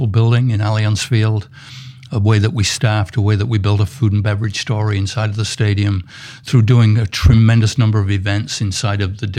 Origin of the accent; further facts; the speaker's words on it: Filey, Yorkshire and the Humber, United Kingdom; moved away as an adult; now in Minnesota, United States; I was born in a little fishing town called Filey. And England. In England. And we moved out of there when I was nine.